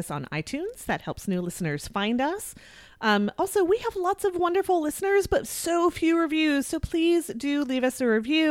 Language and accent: English; Edina, Minnesota, United States; Southdale Mall in Edina, my hometown